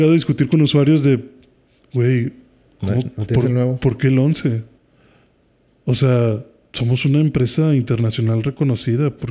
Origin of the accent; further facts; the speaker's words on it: Haiti; yo que soy de Haití, sí me he llegado a discutir con usuarios